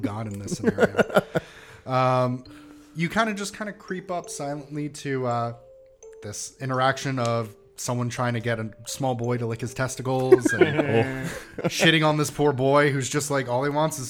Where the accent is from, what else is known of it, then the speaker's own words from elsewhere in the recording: New York City, New York, United States; Where I'm fucking from Staten Island.